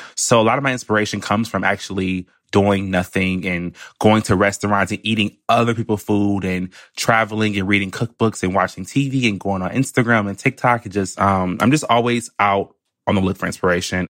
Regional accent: Michigan, United States; now in New York, United States; I'm from Michigan

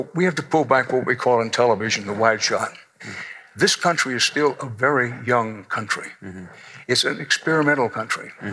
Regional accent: Houston, Texas, United States; moved away as an adult; now in New York, United States; I'm Texan to the core, I'm Texas born, Texas bred, and when I die, I will be Texas dead

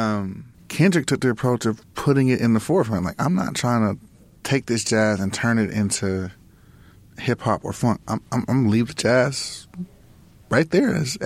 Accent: Los Angeles, California, United States; we grew up in Lamar Park, like around, you know, Kamal Dudes, you know, the World Stage

